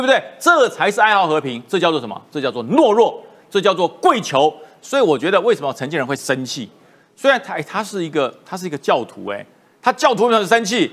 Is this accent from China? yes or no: no; Taiwan; 我还是大概是第二代，我，我的家人从中国过来，然后我落地生根，我都认为我是台湾人了